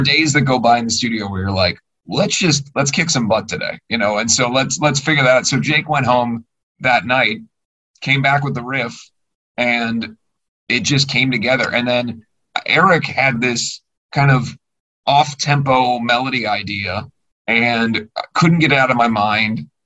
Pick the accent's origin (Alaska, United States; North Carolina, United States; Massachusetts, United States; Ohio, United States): Ohio, United States; Cincinnati; I'm from Cincinnati